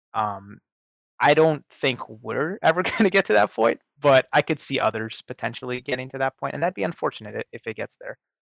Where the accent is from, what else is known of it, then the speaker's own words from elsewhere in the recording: Seattle, Washington, United States; moved away; my hometown in Seattle